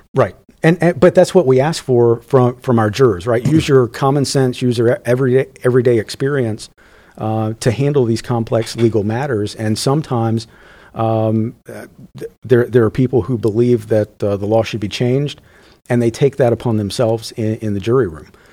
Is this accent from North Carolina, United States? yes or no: yes; rural North Carolina, United States; I am from rural North Carolina